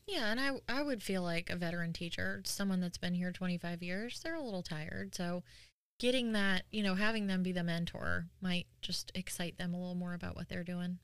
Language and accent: English; New York, United States; now in North Carolina, United States; I'm from New York originally, and we didn't have, like, college rivalries